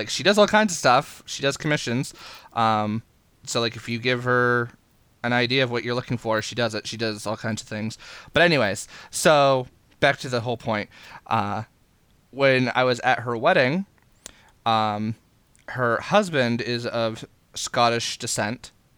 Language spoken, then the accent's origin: English; Maine, United States; from Maine, and it's the state bird for the state of Maine, so I know exactly what a chickadee is.